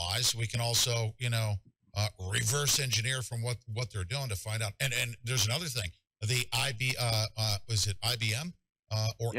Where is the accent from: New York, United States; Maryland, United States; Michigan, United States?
New York, United States; upstate; I'm an old schooler from upstate New York